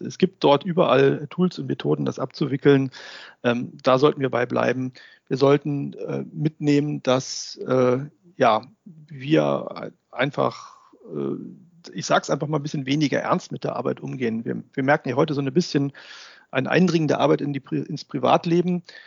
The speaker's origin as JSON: {"language": "German", "country": "Germany", "said": "bei uns in Deutschland"}